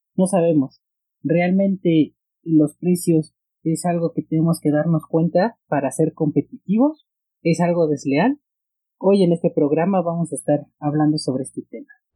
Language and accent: Spanish; Mexico; en mi país, México